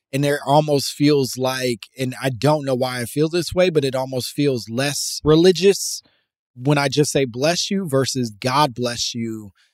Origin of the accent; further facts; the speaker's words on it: Atlanta, Georgia, United States; I'm from the South, Atlanta, and I heard this a few times growing up